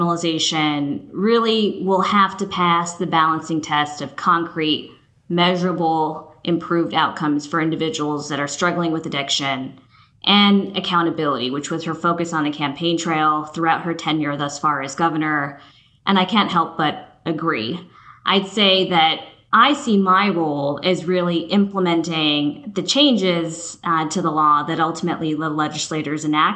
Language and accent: English; West Coast, United States; moved away as an adult; also born or lived in New Jersey; now in Oregon, United States; I grew up on the West Coast